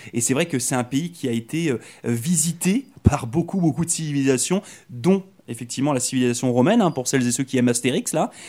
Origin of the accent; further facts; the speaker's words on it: France; moved away as an adult; j'étais à l'école en France, hein, vous le savez, je suis arrivé de France moi il y a trois ans